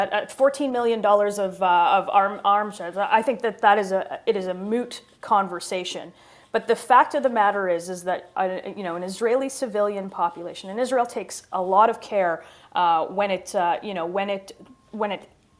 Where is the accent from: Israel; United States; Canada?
Canada; And as a Canadian, our voice is one of the last to come.